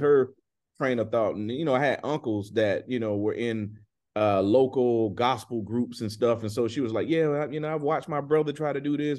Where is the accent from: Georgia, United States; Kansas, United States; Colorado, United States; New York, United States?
Georgia, United States; Griffin; I'm from a town where when I grew up, man, it was only one high school